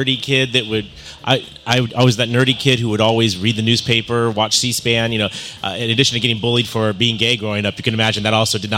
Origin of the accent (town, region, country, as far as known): San Diego, California, United States; born or raised there